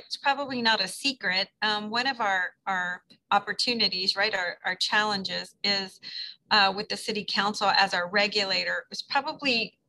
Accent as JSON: {"language": "English", "region": "Texas", "country": "United States", "said": "the first time I lived in New Orleans, I came from Texas."}